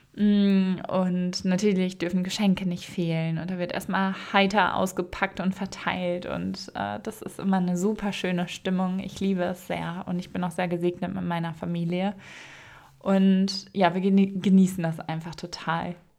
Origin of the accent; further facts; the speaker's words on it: Münsterland, Ruhr area, North Rhine-Westphalia, Germany; moved away; Ich komme ja aus der Ecke Münsterland, Ruhrgebiet